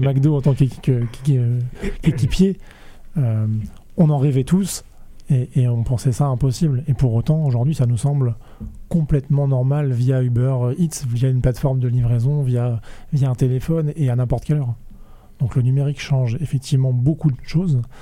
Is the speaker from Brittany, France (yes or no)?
yes; Rennes, Brittany, France; je suis né à Rennes, j'ai fait mes études à Rennes